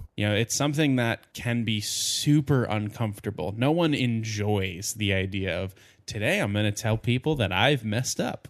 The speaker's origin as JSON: {"language": "English", "region": "New Jersey", "country": "United States", "tie": "born or raised there", "said": "I grew up in New Jersey, which is extremely Catholic"}